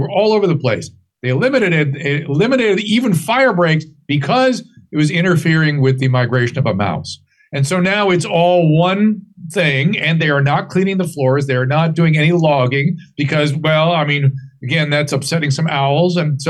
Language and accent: English; Southern California, United States; I grew up in Southern California